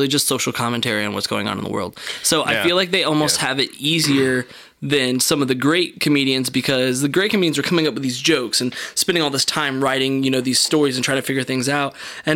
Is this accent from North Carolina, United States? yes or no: yes; North Carolina, United States; I grew up in North Carolina, where NASCAR is like the biggest sport there is.